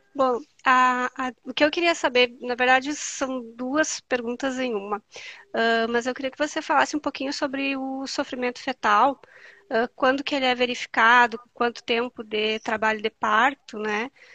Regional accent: Santa Rosa, Rio Grande do Sul, Brazil; eu sou de Santa Rosa, Rio Grande do Sul

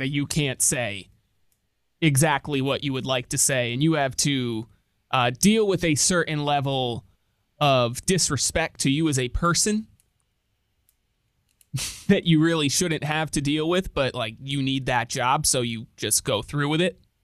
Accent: Connecticut, United States; moved away; my home state of Connecticut

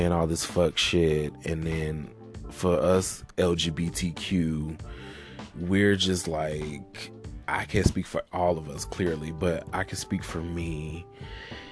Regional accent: Alabama, United States; now in Atlanta, United States; I'm from Alabama. I live in Atlanta now, but obviously, that's where I'm from

